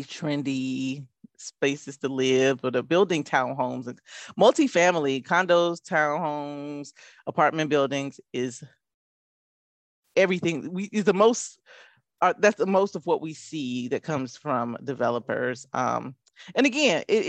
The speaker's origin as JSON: {"language": "English", "town": "Durham", "region": "North Carolina", "country": "United States", "also_born_or_lived": "Charlotte, North Carolina", "said": "as a person who's lived here since 2000, I'm from Durham, North Carolina, originally"}